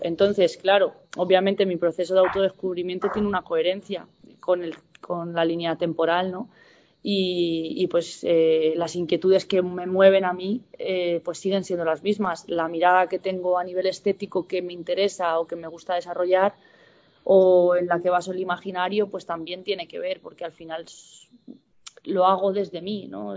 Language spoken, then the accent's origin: Spanish; San Fernando de Henares, Community of Madrid, Spain; also born or lived in Villamayor / Cifuentes; la ciudad dormitorio que en la que yo me he criado ha sido San Fernando de Henares